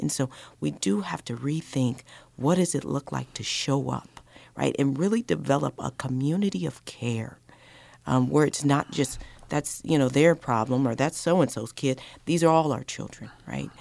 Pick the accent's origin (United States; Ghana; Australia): United States; Colorado; I grew up in Colorado